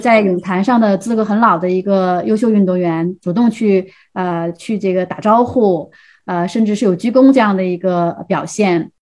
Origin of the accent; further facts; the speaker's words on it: Heilongjiang, China; 他是来自吉林省，我是来自黑龙江嘛。